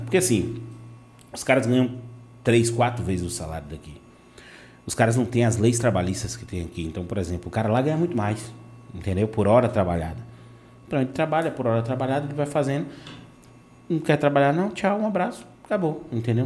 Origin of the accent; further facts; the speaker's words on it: Vitória da Conquista, Bahia, Brazil; also born or lived in Salvador, Brazil; now in Itabuna, Brazil; Nasci em Vitória da Conquista, fui morar em Salvador, passei muito tempo, 10, 11 anos, e estou aqui agora, entendeu? Itabuna